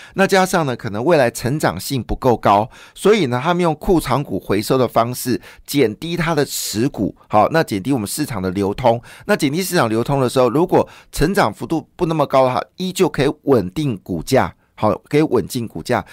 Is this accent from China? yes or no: no; Taiwan; 我们其实台湾人是非常宽容的